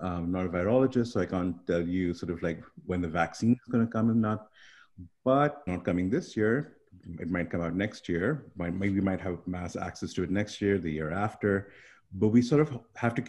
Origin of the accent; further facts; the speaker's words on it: Pakistan; also born or lived in Canada; now in Central New York, United States; I grew up in Pakistan originally, and then I lived in Canada for about 17 years